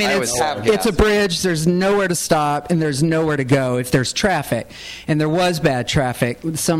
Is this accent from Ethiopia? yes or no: no; Baton Rouge, Louisiana, United States; I grew up in Baton Rouge